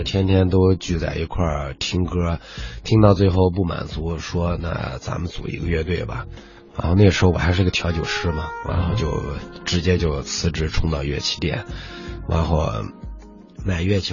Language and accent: Chinese; Ningxia, China; 我们不是来自宁夏的嘛